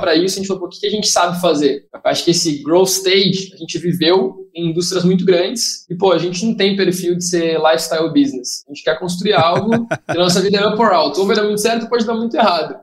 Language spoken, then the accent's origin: Portuguese; Rio Grande do Sul, Brazil; sou gaúcho